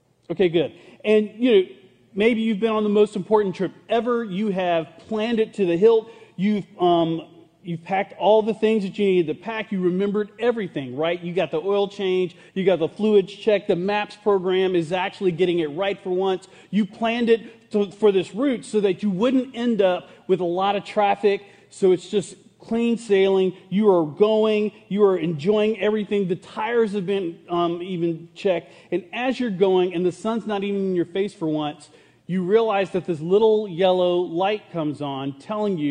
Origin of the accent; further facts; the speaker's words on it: Burlington, North Carolina, United States; I'm from Burlington, North Carolina